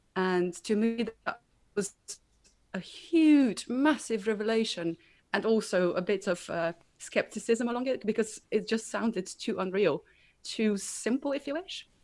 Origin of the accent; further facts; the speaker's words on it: Slovenia; moved away as an adult; now in United Kingdom; I'm originally from Slovenia, moved over to the UK uh, about two years ago